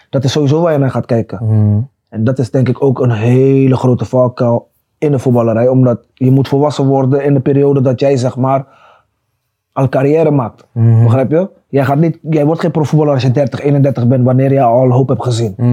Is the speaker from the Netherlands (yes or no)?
yes; Netherlands; ik kwam uit Nederland.